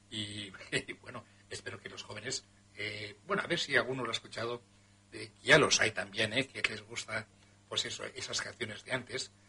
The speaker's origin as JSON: {"language": "Spanish", "country": "Cuba", "moved": "yes", "lives_now": "Badalona, Spain", "said": "escribo desde Badalona, soy cubana, hace bastantes años que estoy en Cataluña y en Badalona concretamente."}